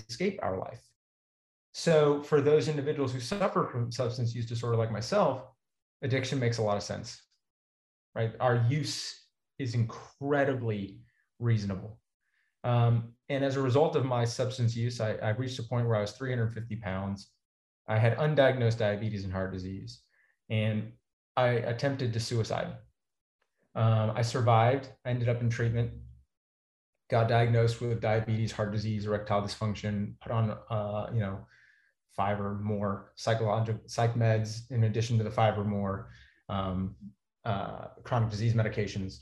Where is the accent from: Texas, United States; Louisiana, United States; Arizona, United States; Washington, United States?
Texas, United States; I grew up in Texas, immersed in a culture of meat eating